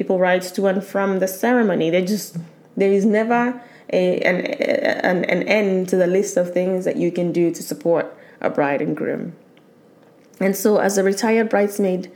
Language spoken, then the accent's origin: English; Nigeria; as a Nigerian, I'll still have the traditional wedding